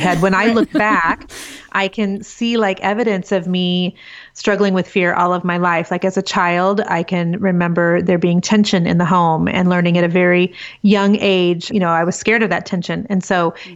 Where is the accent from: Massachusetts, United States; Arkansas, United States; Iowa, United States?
Iowa, United States; now in Kansas City, United States; I'm actually originally from a little tiny small farming community in Iowa, but um, live in Kansas City with my husband of 22 years